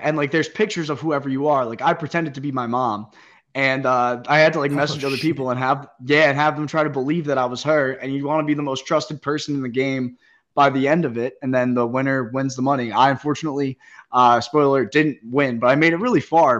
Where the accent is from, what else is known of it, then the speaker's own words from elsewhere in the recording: Caldwell, New Jersey, United States; also born or lived in Hoboken, New Jersey; I grew up in uh, Sopranos territory. I'm from Caldwell, New Jersey